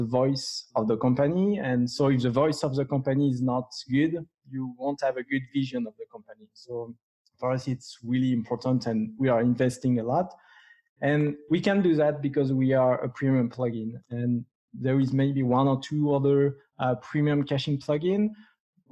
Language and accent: English; France; English is a second language; with my strong accent, I'm from France.